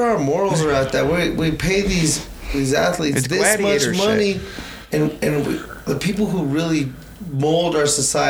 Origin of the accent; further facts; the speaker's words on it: Denver, Colorado, United States; I'm from Denver.